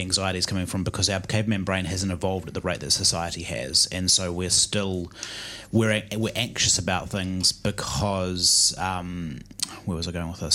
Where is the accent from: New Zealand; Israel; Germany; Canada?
New Zealand; born or raised there